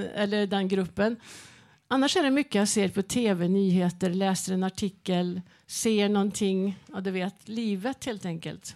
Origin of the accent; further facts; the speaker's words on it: Värmland, Sweden; jag kommer ifrån Värmland